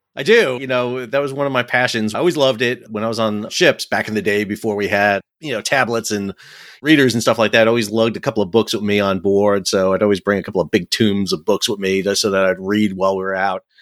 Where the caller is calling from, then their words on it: Fuquay-Varina, North Carolina, United States; I'm calling from home in beautiful Fuquay Verena, North Carolina, so just south of Raleigh.